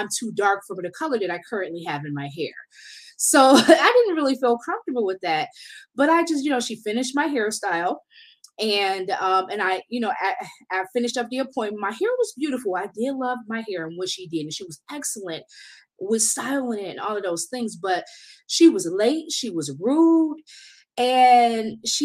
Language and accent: English; Detroit, Michigan, United States; I'm from Detroit